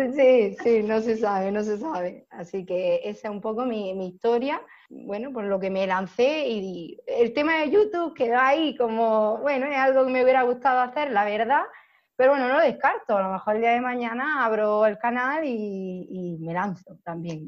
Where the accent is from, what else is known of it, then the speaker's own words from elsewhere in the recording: Almería, Andalusia, Spain; soy de Almería